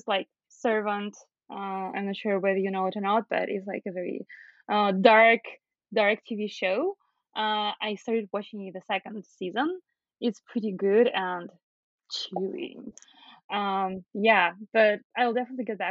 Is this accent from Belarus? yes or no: yes; Belarus; moved away as an adult; now in Toronto, Canada; I'm originally from Belarus